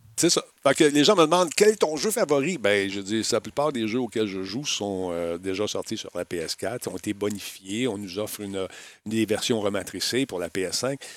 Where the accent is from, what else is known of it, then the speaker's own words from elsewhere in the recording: Quebec, Canada; j'étais du Québec